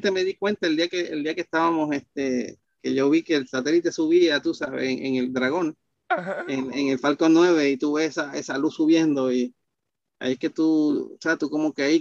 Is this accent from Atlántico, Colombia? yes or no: yes; Barranquilla, Atlántico, Colombia; El colombiano se me perdió bien fácil porque, fuera te lo dije, este, Barranquilla es una ciudad caribeña bastante parecida a Puerto Rico.